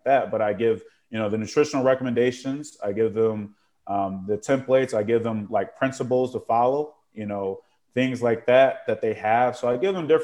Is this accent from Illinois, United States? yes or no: yes; Chicago, Illinois, United States; moved away; I grew up in Chicago